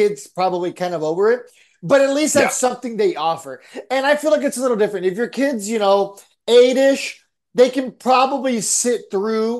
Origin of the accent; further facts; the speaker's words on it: San Diego, California, United States; moved away; also born or lived in Texas; growing up in San Diego